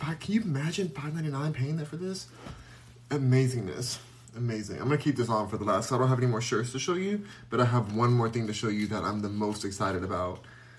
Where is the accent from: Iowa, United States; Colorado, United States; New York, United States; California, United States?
California, United States; Los Angeles; I'm from Los Angeles. Where the Lakers are at, I'm from Los Angeles.